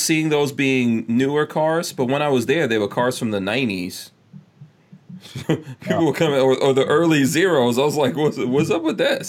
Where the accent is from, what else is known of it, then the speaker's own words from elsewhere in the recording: New York, United States; moved away; So when I was growing up in New York and I would go to the airport to pick up someone